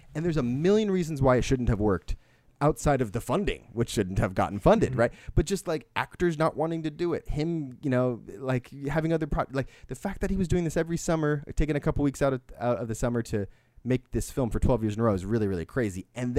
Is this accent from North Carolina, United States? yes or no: no; Modesto, California, United States; I'm from Sacramento. I'm like, well, I'm Modesto, but sure. General Sacramento area, sure.